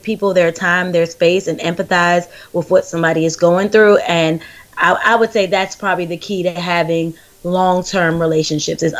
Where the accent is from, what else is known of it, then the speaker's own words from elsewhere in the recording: Charles County, Southern Maryland, United States; I grew up on the outskirts of Washington, D.C. It's called Southern Maryland. We grew up in Charles County.